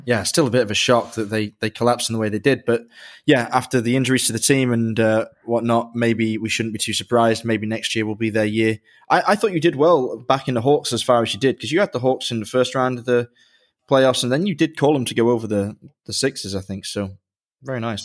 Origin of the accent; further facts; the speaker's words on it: England, United Kingdom; I grew up in England